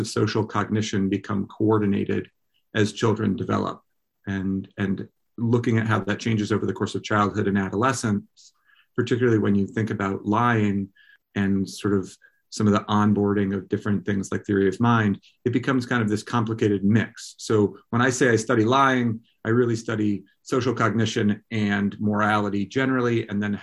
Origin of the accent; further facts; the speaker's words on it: Vermont, United States; moved away as an adult; also born or lived in Durham, New Hampshire / Berkeley, California; I grew up in Vermont